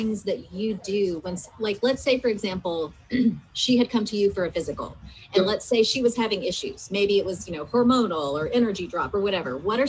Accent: United States; growing up as an American

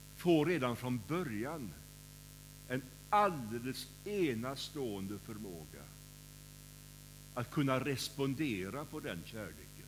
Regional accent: Kållered, Västra Götaland, Sweden; När jag var, när jag var barn så var jag med i scouterna i SMU, som det hette då, i Kållered, där jag kommer ifrån.

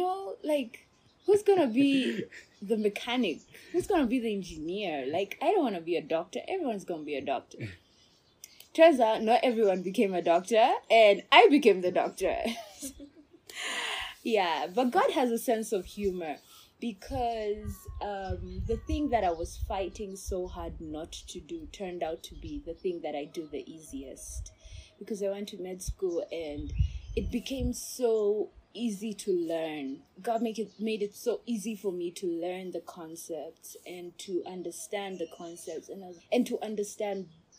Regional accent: Botswana; accent: not Kenyan; moved away as an adult; also born or lived in Russia; now in Kenya; I was born in Kenya. Okay. My parents are Kenyan. But when I was five, my dad is a civil engineer. So when I was five, my dad applied for a job with the government of Botswana, and he got it

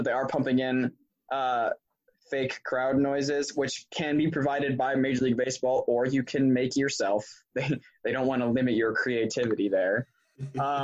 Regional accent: Binghamton, New York, United States; I am from Binghamton

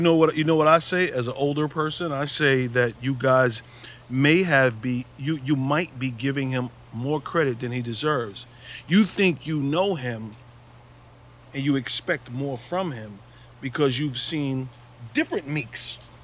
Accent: New York City, New York, United States; my town, our town

